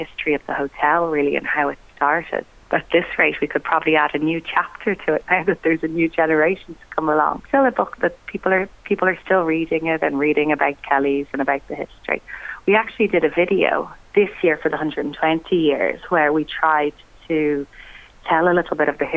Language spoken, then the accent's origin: English; Rosslare, Leinster, Ireland; I grew up in Rosslare, the hotel.